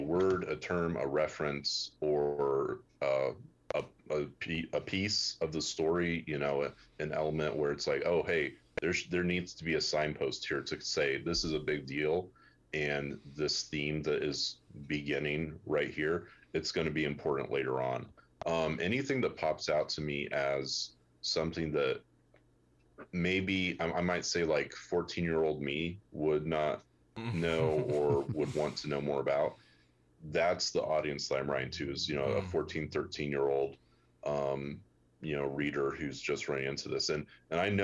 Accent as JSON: {"language": "English", "country": "United States", "said": "as an American reader"}